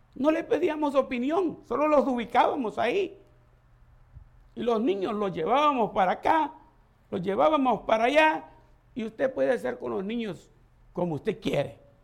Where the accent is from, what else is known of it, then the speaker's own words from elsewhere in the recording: El Salvador; moved away; Nosotros le decimos pacha en El Salvador